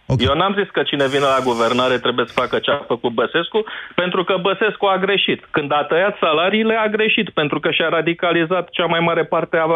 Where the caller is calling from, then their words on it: Netherlands; Sunt din Olanda.